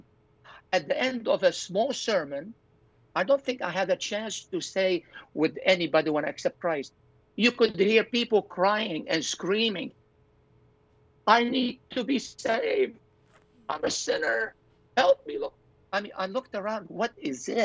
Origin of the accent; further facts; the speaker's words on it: Zahle, Beqaa, Lebanon; moved away; church in Zahle, my hometown.